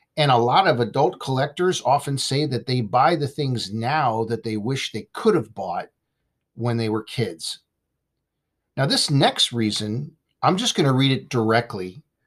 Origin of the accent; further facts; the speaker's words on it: Simi Valley, California, United States; my hometown in Simi Valley, California